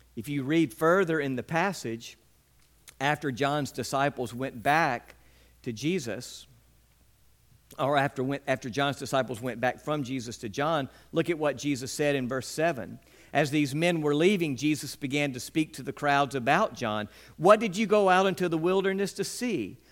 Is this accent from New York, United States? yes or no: no; West Point, Mississippi, United States; When I was a young boy growing up in West Point